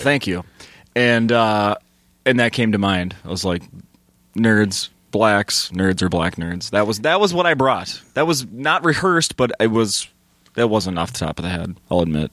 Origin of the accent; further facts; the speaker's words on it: Saint Paul, Minnesota, United States; We're both from Saint Paul.